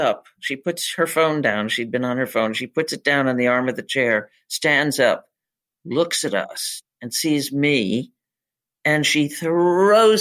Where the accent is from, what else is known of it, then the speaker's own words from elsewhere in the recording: Northern Michigan, United States; moved away; I'm from Northern Michigan